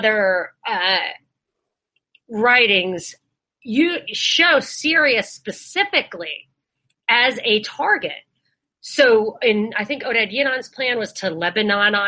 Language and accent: English; New York, United States; I grew up in New York